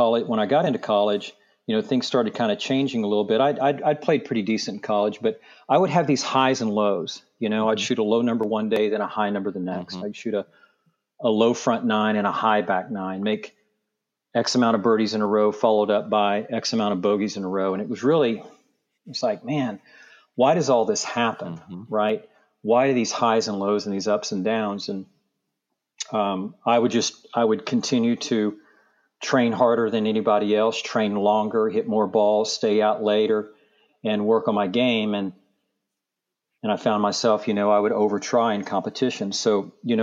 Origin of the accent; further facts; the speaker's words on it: just north of Tulsa, Oklahoma, United States; now in Palm Beach, United States; I grew up in Oklahoma, just north of Tulsa, in a small town of about 2,500 people